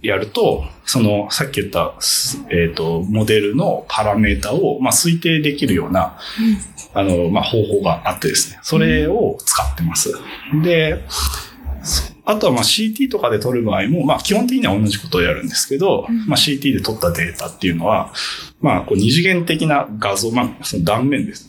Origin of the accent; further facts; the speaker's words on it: Fukuoka, Japan; moved away as an adult; also born or lived in Shizuoka; 僕は、えっ、と、福岡で生まれて、高校まで福岡にいました。